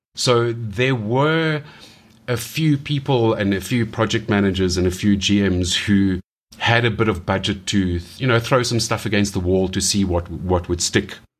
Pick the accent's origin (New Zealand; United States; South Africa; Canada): South Africa; growing up in South Africa